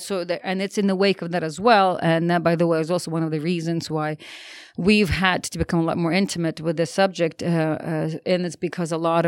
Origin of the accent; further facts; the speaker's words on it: United States; me being an American